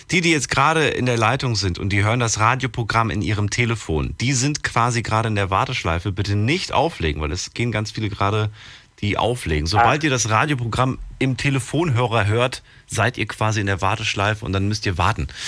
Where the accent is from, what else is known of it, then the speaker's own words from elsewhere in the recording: Wiesbaden, Hesse, Germany; Äh, ich komme aus Wiesbaden.